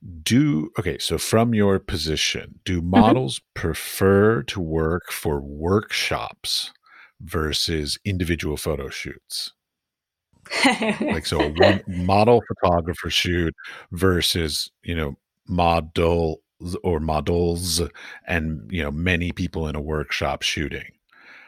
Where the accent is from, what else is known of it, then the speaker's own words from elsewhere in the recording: United States; moved away as an adult; now in Europe; I'm an American.